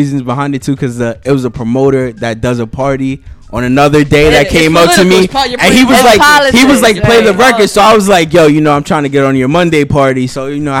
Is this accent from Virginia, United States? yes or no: no; New York, United States; I'm from the Bronx.